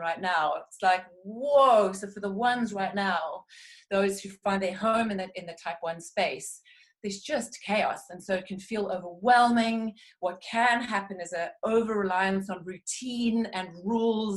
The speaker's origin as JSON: {"language": "English", "country": "South Africa", "moved": "yes", "lives_now": "United Kingdom", "said": "although I'm a British citizen, I hail from South Africa"}